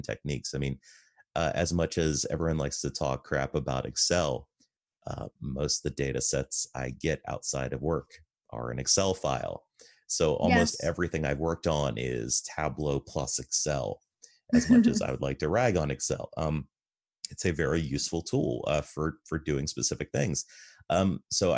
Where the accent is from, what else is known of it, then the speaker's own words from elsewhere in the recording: United States; I'm an American and I'm male and I'm married